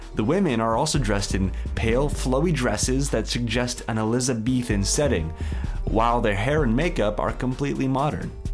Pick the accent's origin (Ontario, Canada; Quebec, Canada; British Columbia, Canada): Ontario, Canada; Stratford; I'm from the Shakespeare capital of Canada.